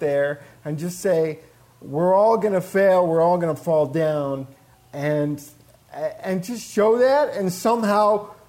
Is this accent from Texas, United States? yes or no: no; Buffalo, New York, United States; growing up in Buffalo, New York